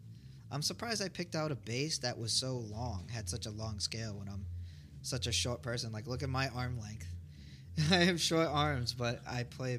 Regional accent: Dedham, Massachusetts, United States; where I grew up in Dedham.

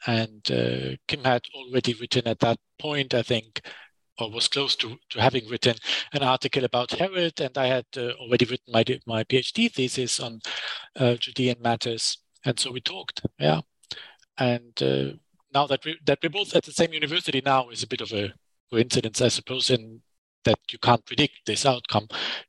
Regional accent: Düsseldorf, North Rhine-Westphalia, Germany; accent: German; English is a second language; I grew up in Germany, as you can hear from the accent. I was born in Düsseldorf in the West.

